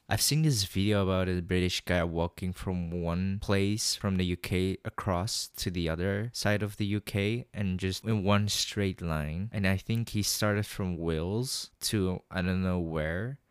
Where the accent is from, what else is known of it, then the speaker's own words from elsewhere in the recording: Netherlands; I was born in the Netherlands, but I don't look Dutch. I look Chinese